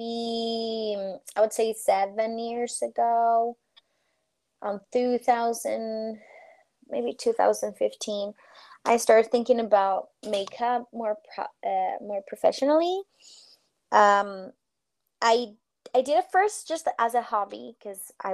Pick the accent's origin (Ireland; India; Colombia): Colombia; moved away as an adult; also born or lived in Boston, Massachusetts, United States; my country, my home country